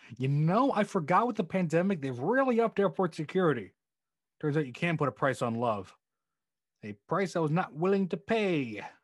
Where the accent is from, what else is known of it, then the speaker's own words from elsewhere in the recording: Connecticut, United States; I was born and raised and still live in Connecticut.